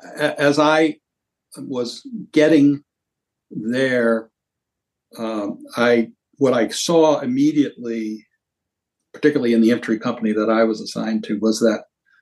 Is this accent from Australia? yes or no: no; Venezuela; because I grew up in Venezuela with my father working for U.S. Steel and an iron ore operation there.